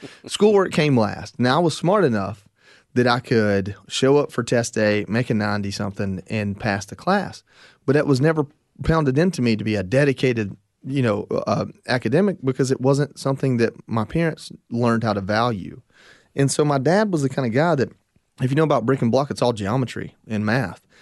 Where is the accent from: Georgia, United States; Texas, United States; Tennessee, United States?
Georgia, United States; Northwest; I grew up in Northwest Georgia